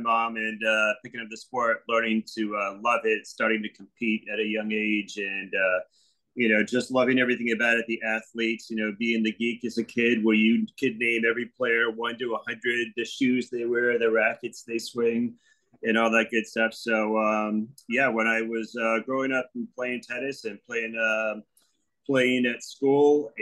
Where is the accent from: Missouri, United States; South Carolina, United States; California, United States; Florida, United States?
Florida, United States; Fort Lauderdale; also born or lived in Plantation, Florida / Boca Raton, Florida / Delray Beach, Florida; I'm born and raised in South Florida. You know, one of the few people that can call themselves a native in Fort Lauderdale and Plantation